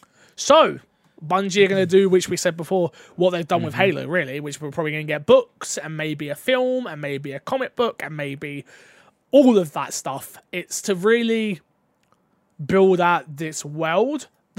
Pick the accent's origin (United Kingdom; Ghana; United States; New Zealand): United Kingdom; London; But I'm from London, so a lot.